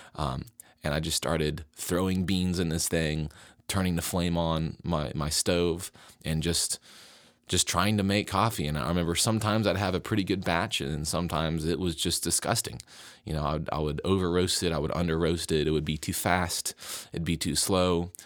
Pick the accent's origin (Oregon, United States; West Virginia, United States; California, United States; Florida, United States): West Virginia, United States; I moved back to my home state of West Virginia